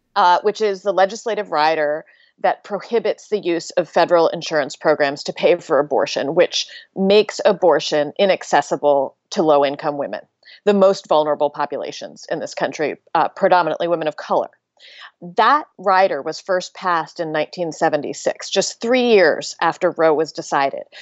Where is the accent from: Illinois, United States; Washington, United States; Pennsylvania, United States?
Pennsylvania, United States; growing up in Pennsylvania